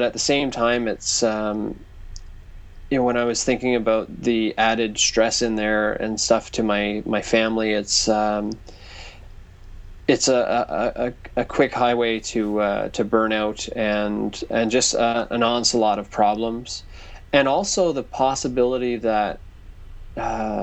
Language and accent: English; Newfoundland and Labrador, Canada; I grew up in Newfoundland, which is kind of it's like the music hub of Canada, basically